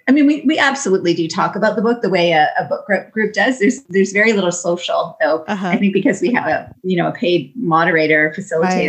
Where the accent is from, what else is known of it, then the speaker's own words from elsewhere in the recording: Niagara Falls, New York, United States; One, I grew up thinking it was very normal for people to do seasonal work.